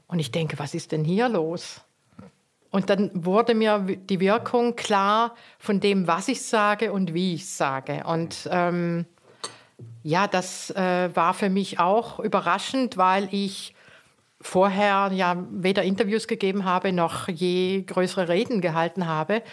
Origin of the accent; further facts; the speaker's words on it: Eastern Switzerland, Switzerland; also born or lived in South Tyrol; now in Cologne, Germany; ich bin ja in der Ostschweiz aufgewachsen und wusste immer schon, dass wir keine Schweizer sind.